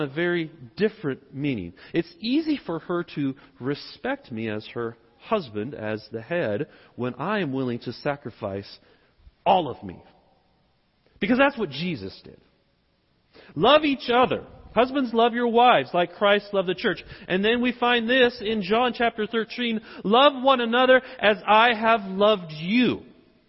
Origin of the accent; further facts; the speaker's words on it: the South, United States; accent: southern; I'm speaking with my southern accent.